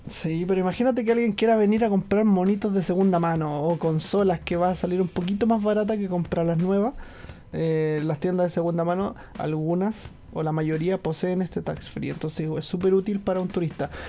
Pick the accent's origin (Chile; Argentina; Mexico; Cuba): Chile; moved away as an adult; now in Japan